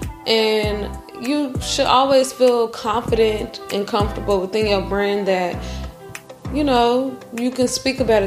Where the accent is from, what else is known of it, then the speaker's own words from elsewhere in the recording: United States; just like all Americans